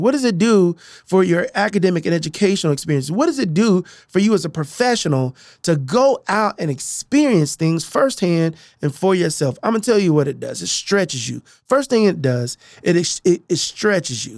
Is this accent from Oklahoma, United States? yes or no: yes; Tulsa, Oklahoma, United States; now in Oklahoma City, United States; I grew up in North Tulsa